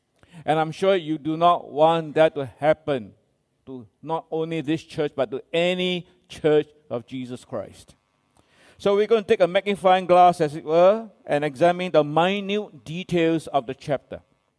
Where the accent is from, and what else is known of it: Singapore